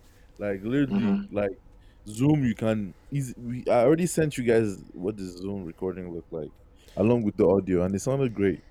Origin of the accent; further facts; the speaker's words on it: Nigeria; moved away; we grew up in Nigeria, so that from Lagos part is there